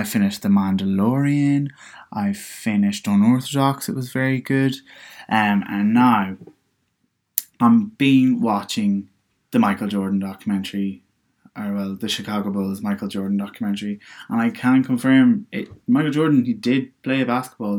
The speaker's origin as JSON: {"language": "English", "area": "Donegal", "region": "Ulster", "country": "Ireland", "moved": "as an adult", "lives_now": "Dublin, Ireland", "said": "when I was moving from Donegal, I thought, look, hey, let's move to Dublin"}